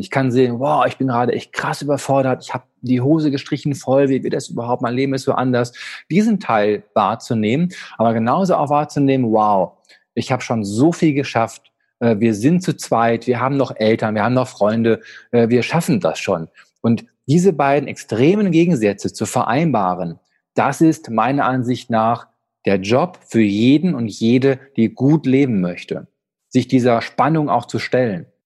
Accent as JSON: {"language": "German", "town": "Dortmund", "region": "North Rhine-Westphalia", "country": "Germany", "tie": "born or raised there", "said": "als geborener Dortmunder"}